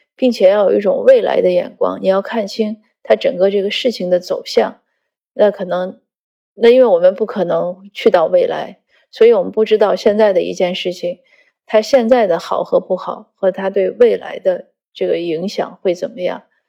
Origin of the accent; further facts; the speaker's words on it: northern China, China; 我故乡是在北方，很大的雪